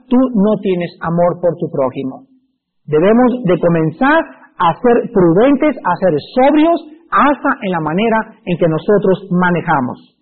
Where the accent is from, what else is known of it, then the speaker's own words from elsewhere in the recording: Mexico; Yo como buen mexicano